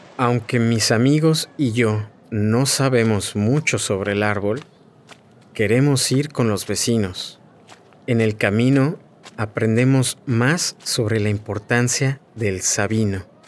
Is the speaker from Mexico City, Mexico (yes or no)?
yes; Mexico City, Mexico